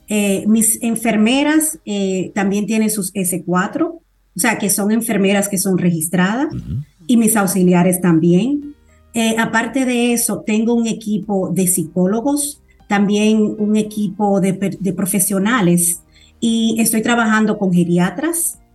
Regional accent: Dominican Republic; now in United States; aquí en mi país, ya que yo nací aquí

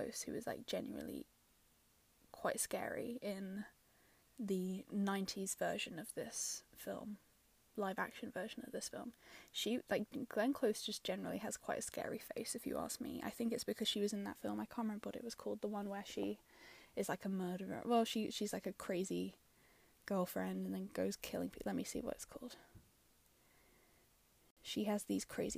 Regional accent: London, United Kingdom; I'm from London

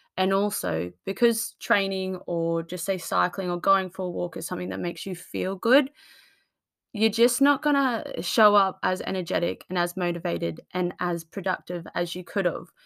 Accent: Australia; now in United Kingdom; I come from Australia, so I'm used to the sunshine

